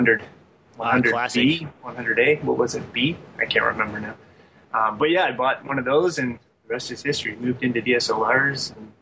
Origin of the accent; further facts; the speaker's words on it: London, Ontario, Canada; So I'm actually hailing from London, Ontario, Canada